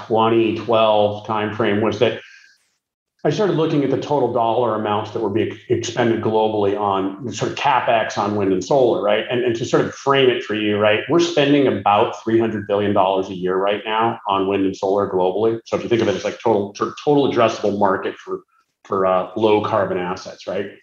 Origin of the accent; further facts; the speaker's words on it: West Coast, United States; also born or lived in New York City; now in California, United States; I'm originally from the West Coast